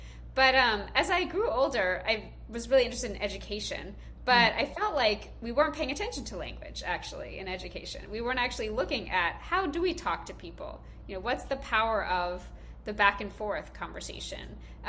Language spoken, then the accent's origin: English; Georgia, United States; now in Boston, United States; I'm originally from Georgia, actually, but my kids are Boston born and raised.